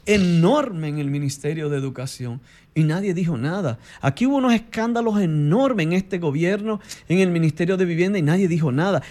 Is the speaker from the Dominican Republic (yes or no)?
yes; Dominican Republic; somos todos dominicanos y dominicanas